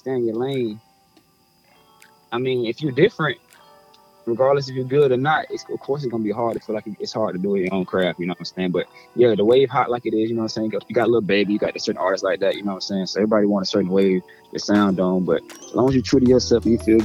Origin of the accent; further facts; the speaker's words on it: Atlanta, Georgia, United States; I'm from Atlanta, Georgia